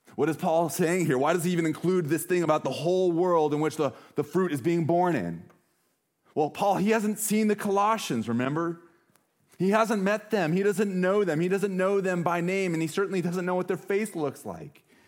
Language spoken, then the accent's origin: English; Montana, United States; now in Washington, United States; I'm from Montana